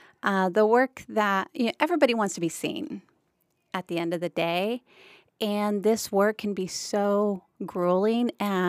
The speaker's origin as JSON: {"language": "English", "town": "McAllen", "region": "Texas", "country": "United States", "tie": "born or raised there", "lives_now": "Brownsville, United States", "said": "Well, so I'm a border native. I was born in Harlingen, raised in McAllen, and now I live in Brownsville. But I left for many years. I was gone for almost 18 years before returning home."}